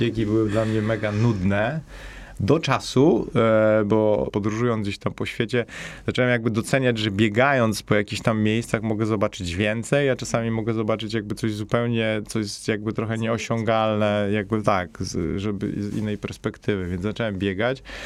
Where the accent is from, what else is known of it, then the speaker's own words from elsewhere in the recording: Katowice, Silesian Voivodeship, Poland; also born or lived in Spain / Switzerland; pochodzę ze Śląska, pochodzę raczej jakby no z dzielnicy, gdzie to jest bardziej jakby jakaś taka biedniejsza dzielnica Katowic